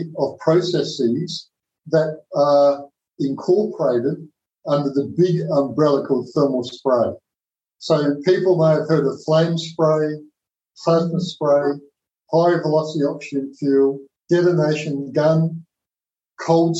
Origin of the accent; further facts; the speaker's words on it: South Australia, Australia; Their plant was in Whyalla, which was a very remote part of South Australia, my home state.